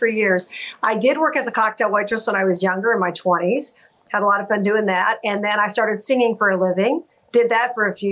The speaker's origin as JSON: {"language": "English", "town": "Las Vegas", "region": "Nevada", "country": "United States", "tie": "born or raised there", "said": "my hometown"}